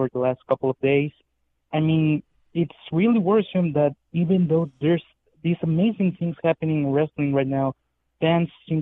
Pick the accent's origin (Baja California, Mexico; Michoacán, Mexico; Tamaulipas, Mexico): Baja California, Mexico; Tijuana; I'm from Tijuana, Mexico